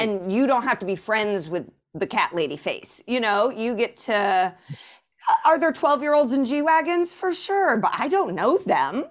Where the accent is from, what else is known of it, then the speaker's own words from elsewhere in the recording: Indianapolis, Indiana, United States; moved away as an adult; also born or lived in Chicago / Evanston / New York; Born and raised in Indianapolis